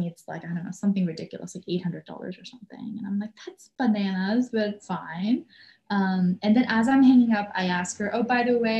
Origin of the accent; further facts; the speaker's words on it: Canada; moved away; because I am here on a work visa, I'm a Canadian